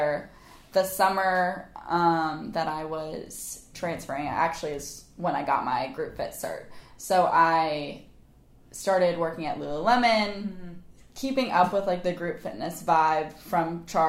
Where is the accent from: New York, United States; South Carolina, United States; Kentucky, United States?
South Carolina, United States; Charleston; I grew up in Charleston. I went to Bishop England right here on the island.